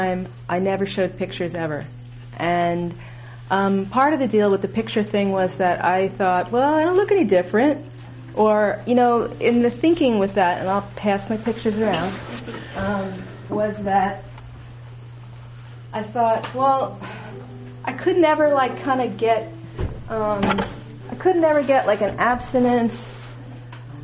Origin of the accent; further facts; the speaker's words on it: United States; also born or lived in New York / Massachusetts; I grew up in New York and Massachusetts